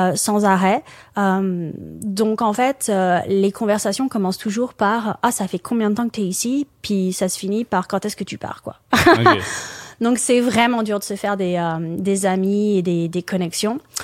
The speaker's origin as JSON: {"language": "French", "country": "France", "also_born_or_lived": "Qatar / Dubai / Alberta", "moved": "as an adult", "lives_now": "Aylmer, Canada", "said": "je viens de France, mais j'ai vécu j'ai vécu à l'étranger pendant une bonne dizaine d'années avant de avant d'arriver au Canada en 2017."}